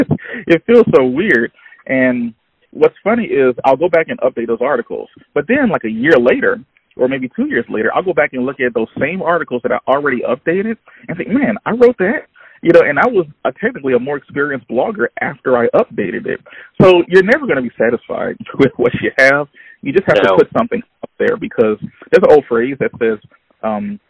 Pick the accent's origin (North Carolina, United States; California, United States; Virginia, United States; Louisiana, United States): Louisiana, United States; Baton Rouge; I'm from Baton Rouge, Louisiana